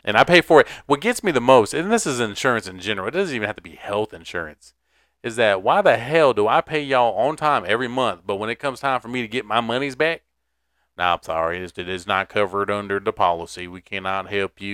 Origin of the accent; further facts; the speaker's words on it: Garner, Raleigh area, North Carolina, United States; places from my hometown